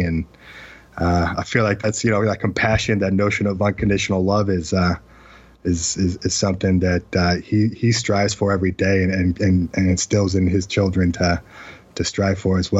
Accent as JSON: {"language": "English", "region": "Utah", "country": "United States", "tie": "born or raised there", "also_born_or_lived": "Atlanta, Georgia / Provo, Utah", "said": "I was raised until I was 10 years old in Atlanta, Georgia. I was born in Provo, Utah, but by 9 months old, I was in Atlanta, Georgia. And so I consider myself from the South as well"}